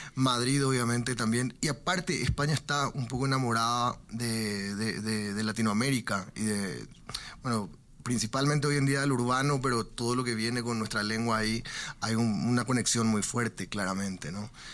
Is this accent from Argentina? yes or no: no; Paraguay; somos los cachiporros de Paraguay